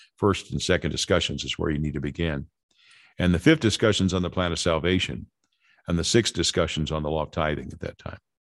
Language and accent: English; Los Angeles, California, United States; Growing up in Los Angeles